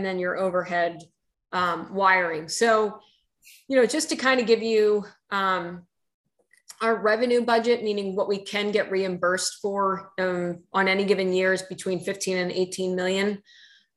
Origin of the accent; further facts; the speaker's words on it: United States; now in Oregon, United States; I'm originally from the New York, New Jersey area where we just lived and breathed on trains and subways.